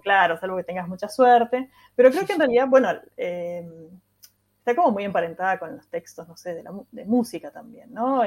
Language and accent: Spanish; Córdoba, Argentina; accent: cordobés; Yo estoy en Córdoba, sí, sí, soy ah, cordobesa